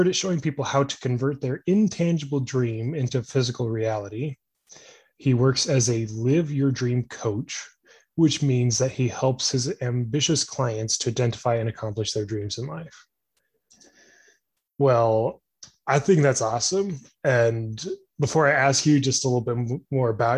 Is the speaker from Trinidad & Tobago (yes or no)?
no; Utah, United States; I'm from Utah, so, you know, close to California, but also hours away.